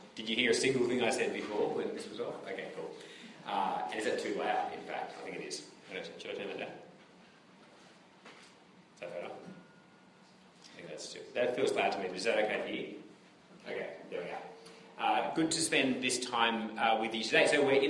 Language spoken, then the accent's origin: English; Papua New Guinea; Growing up in Papua New Guinea, which is not like a... I don't know if anyone's lived in Papua New Guinea